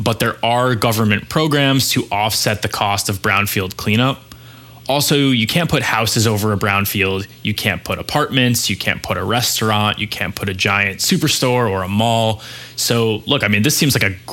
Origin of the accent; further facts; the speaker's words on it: New York City, New York, United States; I'm a little New York centric on this one. So I know this is a big weekend for my hometown